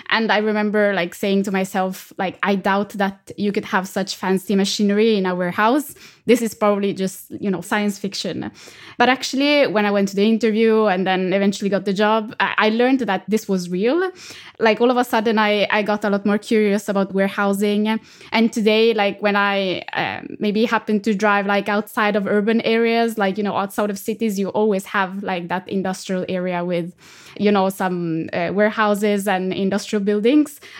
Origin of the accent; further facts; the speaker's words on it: Italy; moved away; I'm originally from Italy